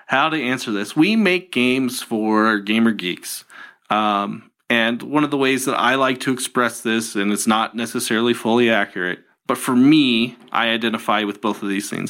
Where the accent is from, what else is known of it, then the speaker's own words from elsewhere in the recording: Tucson, Arizona, United States; also born or lived in California; I grew up in Tucson, Arizona.